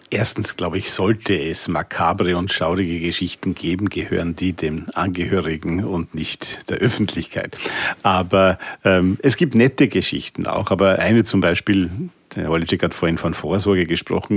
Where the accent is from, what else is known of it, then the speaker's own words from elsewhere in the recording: Vienna, Austria; als Wiener